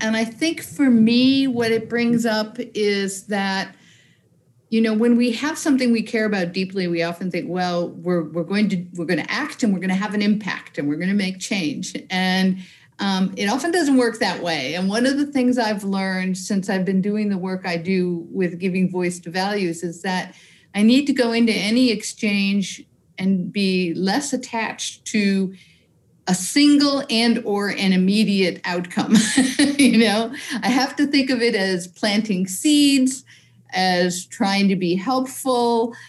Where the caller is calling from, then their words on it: Newburyport, Massachusetts, United States; I'm in Newburyport, Massachusetts in the U.S. So I'm right on the ocean, on the Atlantic Ocean.